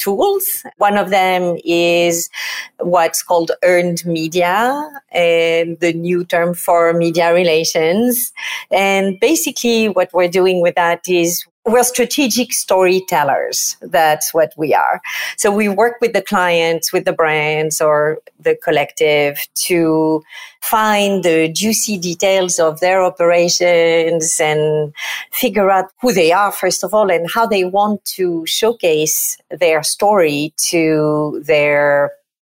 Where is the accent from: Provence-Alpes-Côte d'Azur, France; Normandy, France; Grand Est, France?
Provence-Alpes-Côte d'Azur, France; accent: French; English is a second language; moved away as an adult; now in New York City, United States; As you can tell from my accent, I am not exactly from New York City. I'm from France and from the south of France, from Provence.